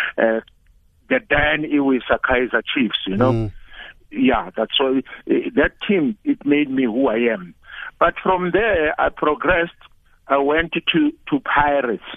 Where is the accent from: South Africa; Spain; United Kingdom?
South Africa; Johannesburg, Gauteng; I grew up in Orlando East in an area called Boomtown